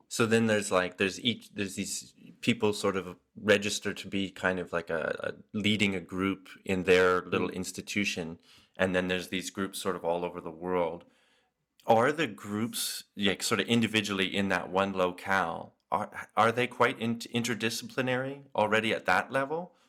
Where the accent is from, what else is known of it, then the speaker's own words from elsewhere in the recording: Canada; as a Canadian